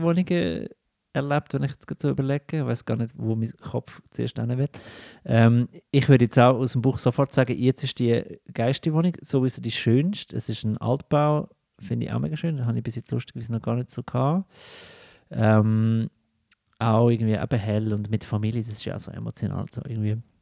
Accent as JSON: {"language": "German", "region": "Lucerne", "country": "Switzerland", "tie": "born or raised there", "moved": "yes", "lives_now": "Zurich, Switzerland", "said": "meiner Heimat Luzern"}